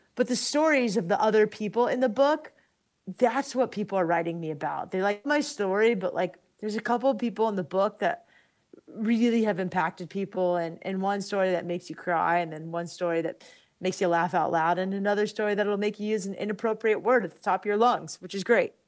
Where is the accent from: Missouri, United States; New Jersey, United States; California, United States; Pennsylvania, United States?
California, United States; San Diego; I grew up in La Jolla